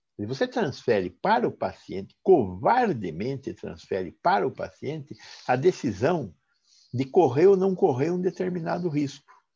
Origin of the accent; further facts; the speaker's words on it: Sorocaba, São Paulo, Brazil; Eu falo de Sorocaba porque sou, sou sorocabano